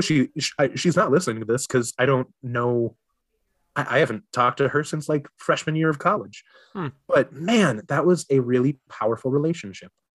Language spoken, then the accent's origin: English; Minnesota, United States; I am a Minnesotan through and through